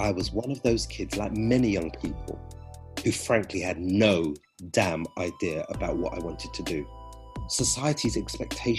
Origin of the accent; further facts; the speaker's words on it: Berkshire, South East England, United Kingdom; moved away; also born or lived in London; Growing up in Berkshire